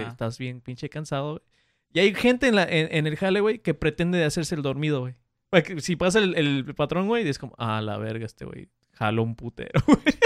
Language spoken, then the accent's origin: Spanish; Mexico; soy mexicano